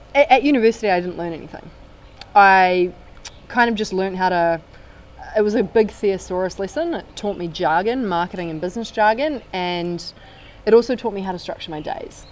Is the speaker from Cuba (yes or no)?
no; New Zealand; I'm from New Zealand